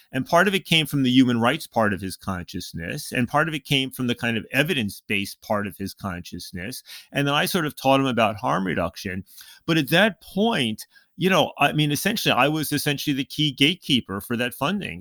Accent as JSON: {"language": "English", "region": "New York City suburbs", "country": "United States", "tie": "born or raised there", "also_born_or_lived": "Montreal, Canada", "said": "I was born in New York City and I grew up in the suburbs"}